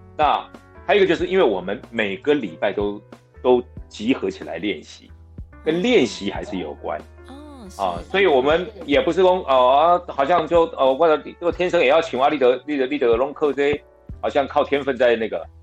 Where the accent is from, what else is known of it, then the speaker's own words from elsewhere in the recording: Pingtung, Pingtung County, Taiwan; 因为我在屏东市长大对，但是因为我妈妈是台湾族的原住民